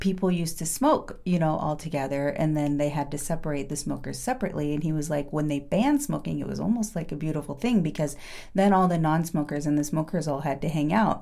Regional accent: Oregon, United States; I'm from Oregon, a town of 1,700 people. It's a farm town.

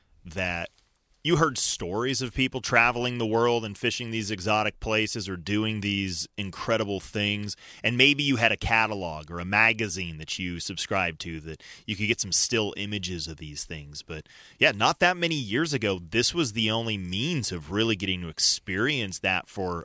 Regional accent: Colorado, United States; Even growing up in Colorado

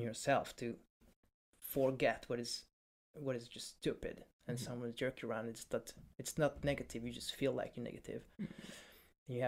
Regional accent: Hungary; now in United Kingdom; I'm from Hungary. I'm not from Poland

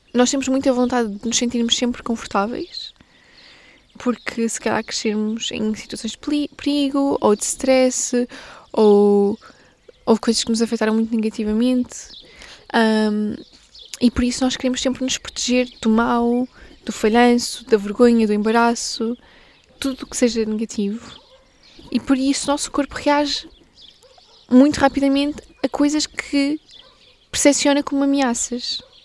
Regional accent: Portugal; eu sou portuguesa

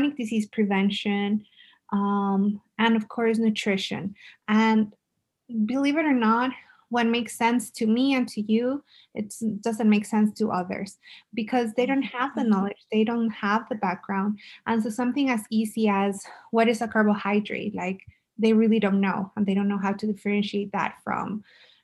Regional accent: El Paso, Texas, United States; I'm from El Paso. I love El Paso

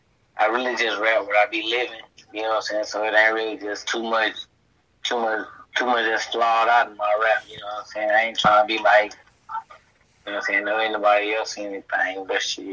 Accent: Gulfport, Mississippi, United States; I'm from Gulfport, Mississippi

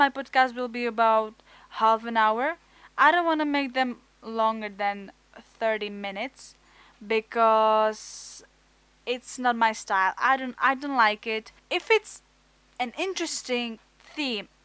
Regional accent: Czechia; English is a second language; I'm from Czech Republic. My English is not really good, but I hope that you will accept my a bit of weird accent

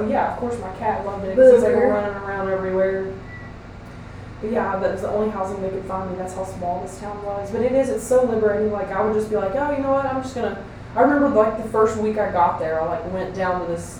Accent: Kentucky, United States; moved away; oh, I'm from, you know, Kentucky.

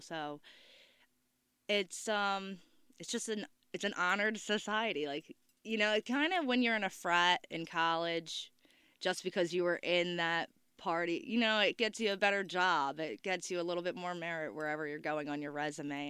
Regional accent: Cape May, New Jersey, United States; Exit Zero is my hometown

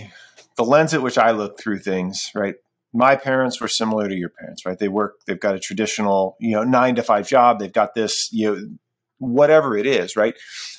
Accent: Ohio, United States; And I'm from Ohio, right?

